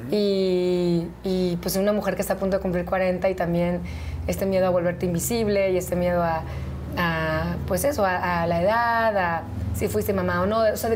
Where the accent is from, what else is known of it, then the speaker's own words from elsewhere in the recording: Veracruz, Mexico; moved away; also born or lived in Mexico City; Soy del Puerto, sí. Todos los domingos de mi vida fui a la playa.